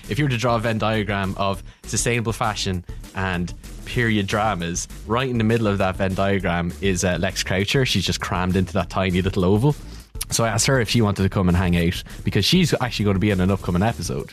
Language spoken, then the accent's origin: English; Kildare, Leinster, Ireland; I'm from Kildare, and it turns out there's a fe, my fellow Kil, Kil, Kildarian